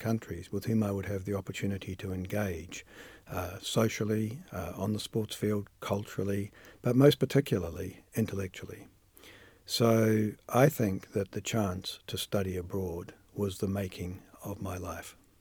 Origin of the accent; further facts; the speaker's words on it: New Zealand; moved away as an adult; also born or lived in United Kingdom